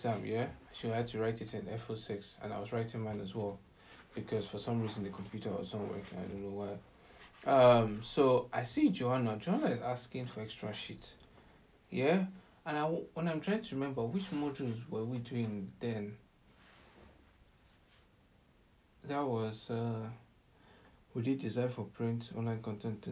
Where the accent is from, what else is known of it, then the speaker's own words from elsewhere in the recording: Nigeria; as a Nigerian